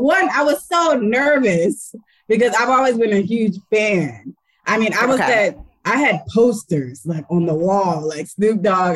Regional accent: Claremont, California, United States; I'm from Claremont, California. And so like we lived at the bottom of Claremont

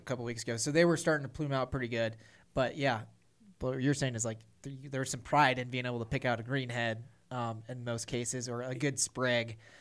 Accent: central Missouri, United States; my hometown farm in central Missouri

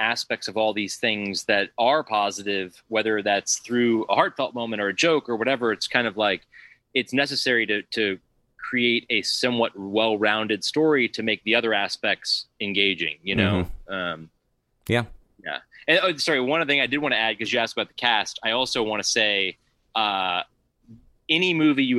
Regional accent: near Baltimore, Maryland, United States; especially being from near Baltimore, it was like I grew up on The Wire

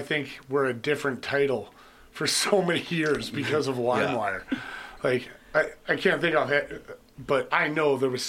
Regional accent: Canada; we go down there and they have no idea we're Canadian.

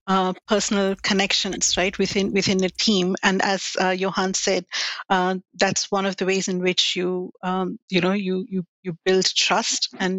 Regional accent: India; moved away as an adult; now in Australia; I grew up in India

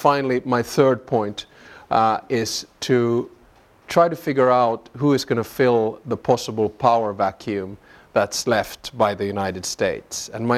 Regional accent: Finland; born there; accent: Southern; also born or lived in Southern US; so, you know, I'm Finnish by birth and Southern by the grace of God. And but I'll try to hold back my Southern accent today.

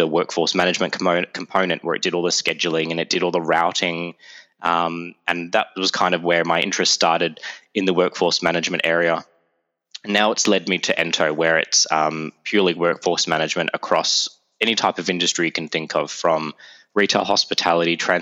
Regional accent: Melbourne, Victoria, Australia; accent: Aussie; moved away as an adult; now in Toronto, Canada; my Aussie accent

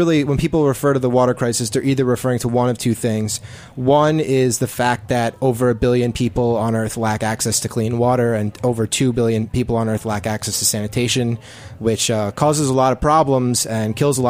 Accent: New Jersey, United States; I'm from New Jersey. I grew up with Aaron and Randolph

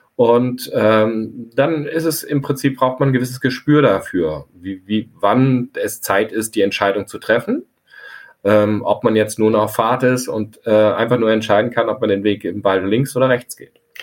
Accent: near Frankfurt, Hesse, Germany; now in Scharbeutz, Germany; Mitglied eines Pfadfinderstammes, ähm, wo ich quasi aufgewachsen bin in der Nähe von Frankfurt.

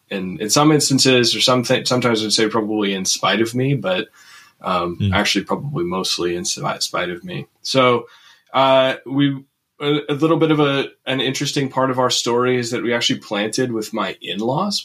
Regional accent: Twin Cities area, Minnesota, United States; moved away as an adult; also born or lived in Fargo, North Dakota; now in Jamestown, United States; I grew up in the upper Midwest here in Minnesota, Twin Cities area.

